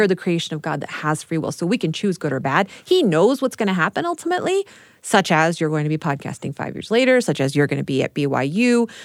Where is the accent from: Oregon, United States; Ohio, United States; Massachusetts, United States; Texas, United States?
Texas, United States; growing up in Texas